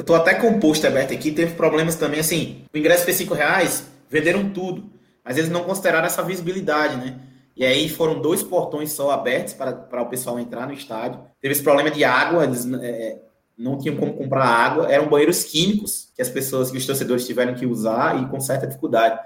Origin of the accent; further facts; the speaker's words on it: Northeast Region, Brazil; A gente, como nordestino, a gente torce por ele